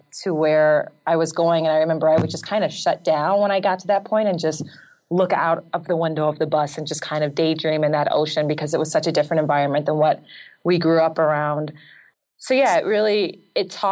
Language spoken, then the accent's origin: English; Los Angeles, California, United States; moved away; also born or lived in Leimert Park, Los Angeles; I grew up in Jefferson Park. Well, first Leimert Park, and then we moved to Jefferson Park.